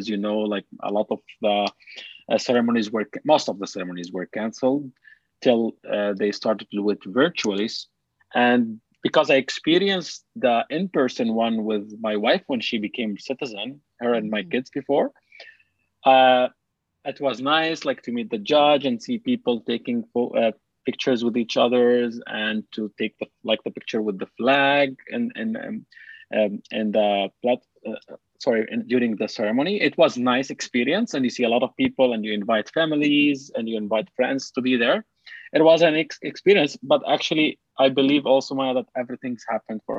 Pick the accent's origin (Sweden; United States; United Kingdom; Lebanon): Lebanon; also born or lived in Dubai; now in Canada; I'm a Palestinian refugee in Lebanon